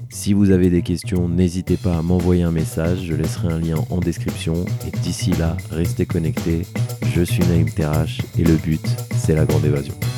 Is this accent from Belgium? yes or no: no; France; chez nous en France